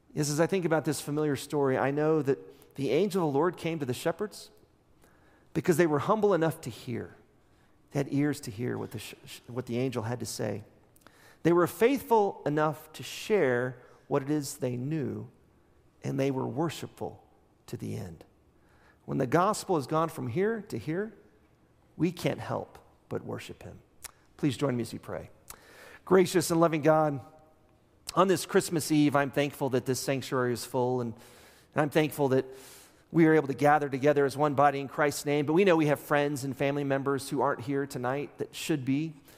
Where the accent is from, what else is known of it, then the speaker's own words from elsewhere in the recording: Midland, Texas, United States; now in Amarillo, United States; West Texas, I grew up in Midland